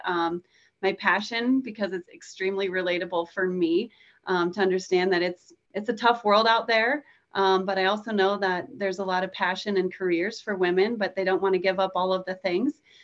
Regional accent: Nebraska, United States; I'm from Nebraska. We get tornadoes here

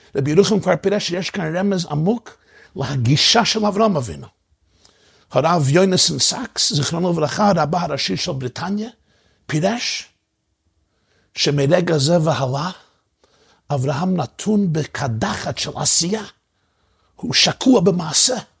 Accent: New York City, New York, United States; אני גדלתי בברוקלין בניו יורק

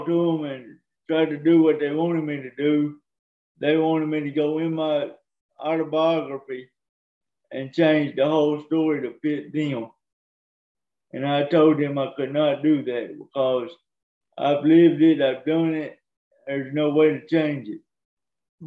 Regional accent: Cottondale, Alabama, United States; also born or lived in Tuscaloosa, Alabama; Raised in Alabama, in Cottondale, Alabama

